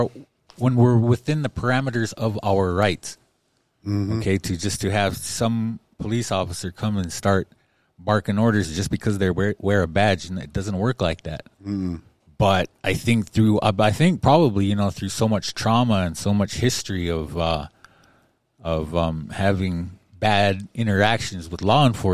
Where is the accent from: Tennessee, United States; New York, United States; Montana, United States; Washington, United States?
Montana, United States; Pryor; I'm from Pryor.